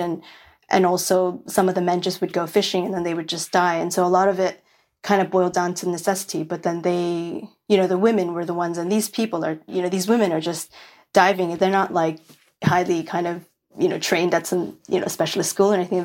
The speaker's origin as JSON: {"language": "English", "town": "New York City", "region": "New York", "country": "United States", "tie": "born or raised there", "moved": "yes", "said": "I grew up in Williamsburg, which is the hipsterest of, of the, of Brooklyn"}